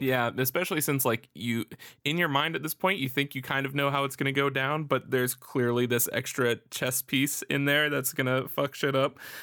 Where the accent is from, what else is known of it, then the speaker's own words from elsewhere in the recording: Florida, United States; I'm from Florida